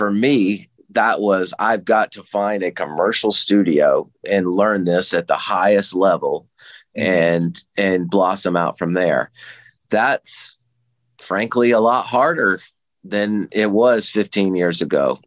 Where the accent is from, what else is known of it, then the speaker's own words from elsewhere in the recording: the Carolinas, United States; moved away as an adult; now in Nashville, United States; I'm originally from the Carolinas